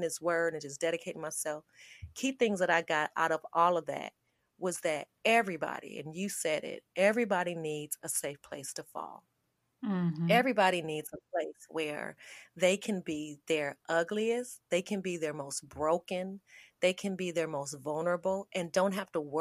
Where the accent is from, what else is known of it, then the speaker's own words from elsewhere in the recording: Las Vegas, Nevada, United States; moved away as an adult; now in Charlotte, United States; I was born and raised in Las Vegas.